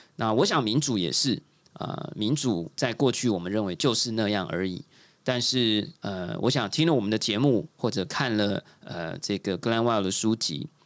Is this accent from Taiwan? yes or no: yes; Taiwan; 我自己作为台湾人经历过这样的一个故事